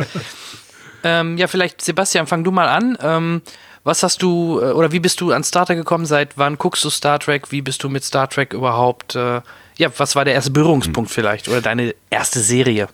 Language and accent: German; Soest, North Rhine-Westphalia, Germany; ich komme ja auch aus NRW, aus Soest.